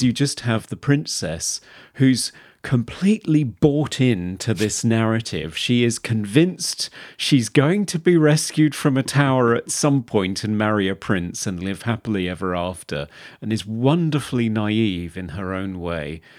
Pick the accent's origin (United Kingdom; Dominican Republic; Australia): United Kingdom; We're British.